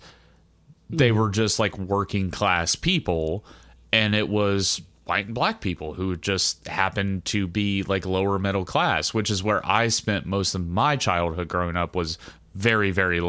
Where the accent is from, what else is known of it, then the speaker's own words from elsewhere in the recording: Xenia, Ohio, United States; I'll describe my hometown, which is Xenia. So I'm comfortable to admit that I grew up in Xenia, which is just a stone's throw away from Dayton, really. I mean, it was 50-50. It was 50-50 rich, poor. It was 50-50 white, black.